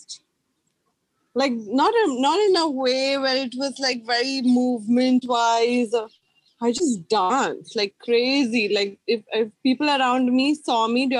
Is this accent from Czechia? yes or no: no; Mumbai, Maharashtra, India; because I was from Bombay